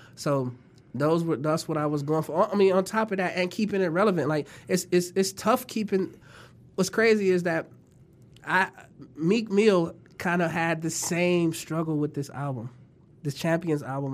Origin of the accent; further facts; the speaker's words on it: Toledo, Ohio, United States; also born or lived in California; when I was born in Toledo